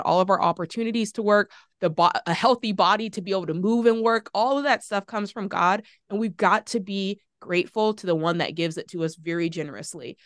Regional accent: Florida, United States; That's my home state

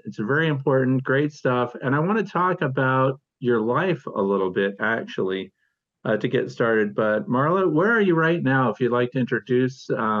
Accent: St. Louis, Missouri, United States; And I'm originally from St. Louis, Missouri

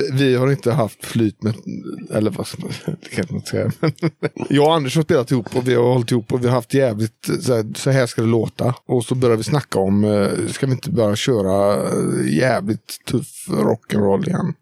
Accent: Hönö, Västra Götaland, Sweden; jag spelar gitarr. Och kommer från Hörne

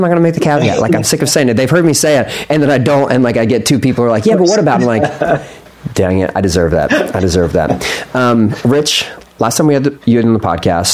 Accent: Philadelphia, Pennsylvania, United States; I was born in Philly

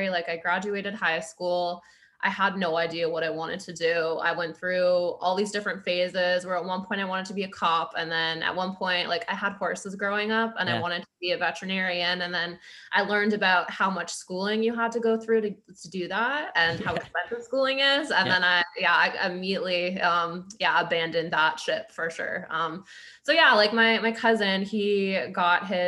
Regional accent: Grimsby, Ontario, Canada; moved away as an adult; also born or lived in Toronto; now in Ottawa, Canada; I'm from a small town called Grimsby. It's about an hour out from Toronto.

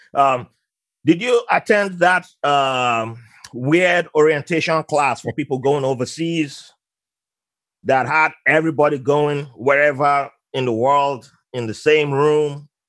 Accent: Nigeria; moved away; I was uh, born in Nigeria with, and I grew up around Muslims

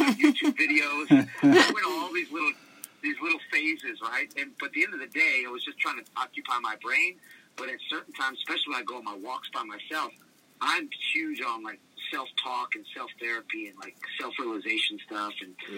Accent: New Orleans, Louisiana, United States; also born or lived in Washington State; I lived in kind of split home worlds. So my mother's side of the family lived in New Orleans.

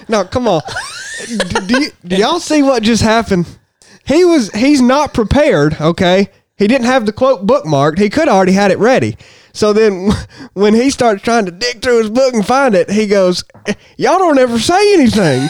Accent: Harrison, Tennessee, United States; I'm from Harrison, so Chattanooga's this downtown.

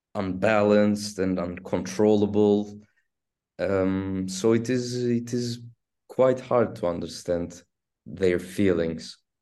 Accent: Istanbul, Turkey; first language Turkish; English is a second language; I was born in Istanbul and I'm raised in Istanbul and I've spent twenty-nine years in Istanbul

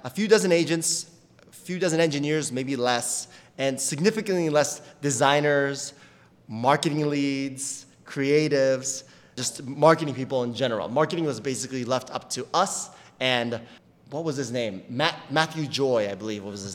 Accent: Japan; now in New York City, United States; as a Japanese, I grew up in Japan

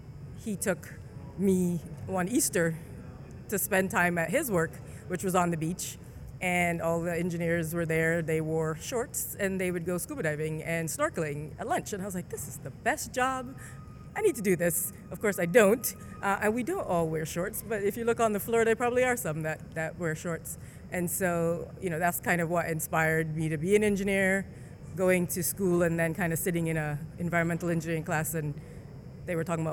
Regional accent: Jamaica; also born or lived in St. Vincent / Barbados; I was born in Jamaica. I grew up in first Jamaica, then St. Vincent, and then I spent most of my schooling years through high school in Barbados, and then I finished up high school in Jamaica. So I say I'm from the Caribbean, but mostly Jamaica.

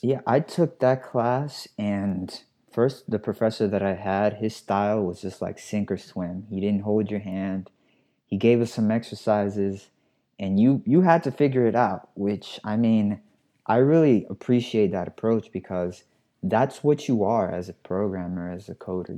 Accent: New York City, New York, United States; I'm a New Yorker. I'm from the Bronx

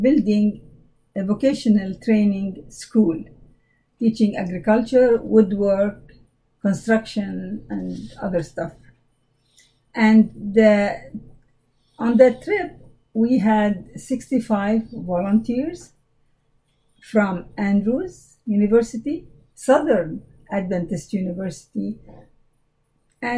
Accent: Jordan; moved away; I'm from Jordan, the country of Jordan

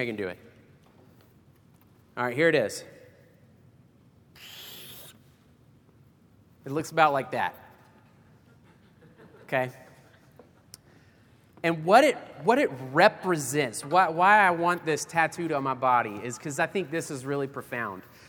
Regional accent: Albany, Georgia, United States; my hometown of Albany, Georgia

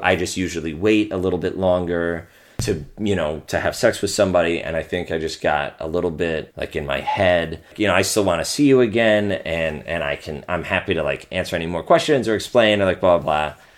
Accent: Pennsylvania, United States; I'm from Pennsylvania

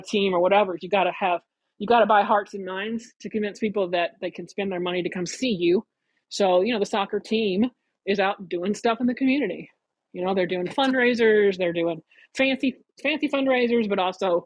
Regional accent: Kentucky, United States; moved away as an adult; also born or lived in Detroit, Michigan / Central Illinois / Toronto; now in Greenville, United States; My home is in Kentucky. I was born in Kentucky, went to school in Louisville

